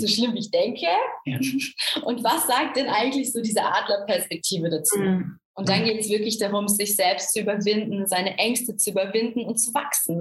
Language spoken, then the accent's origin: German; Essen, North Rhine-Westphalia, Germany; eigentlich komme ich aus Essen